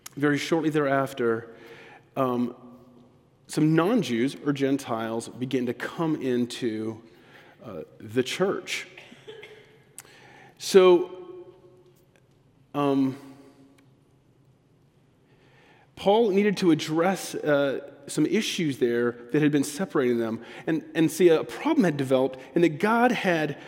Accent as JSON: {"language": "English", "area": "on the border with Mexico", "region": "Texas", "country": "United States", "tie": "born or raised there", "also_born_or_lived": "Georgia", "moved": "yes", "said": "I grew up on the border of Texas and Mexico, about 10 minutes from Mexico, in a community that was 80% Latino, Hispanic"}